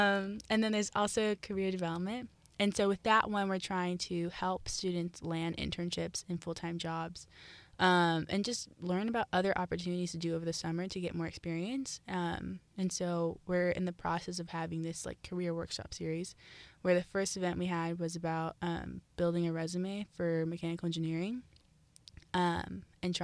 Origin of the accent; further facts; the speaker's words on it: Columbus, Ohio, United States; moved away as an adult; I am born and raised from Columbus, Ohio.